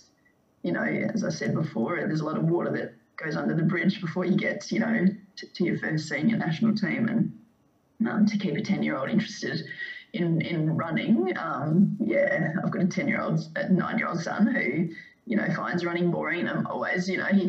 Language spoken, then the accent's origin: English; Perth, Western Australia, Australia; moved away as an adult; also born or lived in Melbourne; growing up in Perth